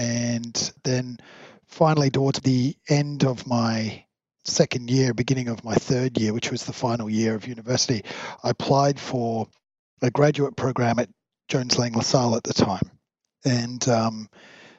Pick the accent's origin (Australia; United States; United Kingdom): Australia; Brisbane, Queensland; moved away as an adult; also born or lived in Hong Kong; my hometown of where I was born and raised, which was Brisbane, Australia. And I grew up there.